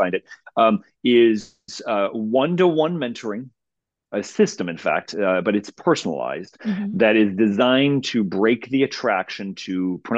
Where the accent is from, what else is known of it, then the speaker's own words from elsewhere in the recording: Cleveland, Ohio, United States; I'm from Cleveland